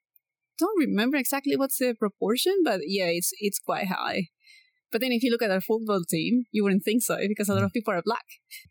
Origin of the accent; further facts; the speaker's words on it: Coast, Ecuador; In my hometown, actually all along the coast, rice is big. Almost like in a lot of Asian countries, you always have rice. It's the same in Ecuador.